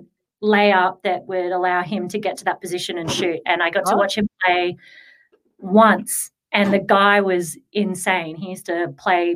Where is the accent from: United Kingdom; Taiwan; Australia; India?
Australia; growing up in Australia, I didn't have heaps of money